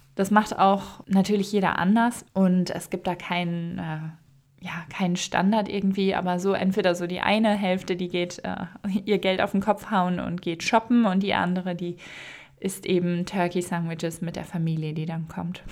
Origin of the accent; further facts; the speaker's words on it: Münsterland, Ruhr area, North Rhine-Westphalia, Germany; moved away; Ich komme ja aus der Ecke Münsterland, Ruhrgebiet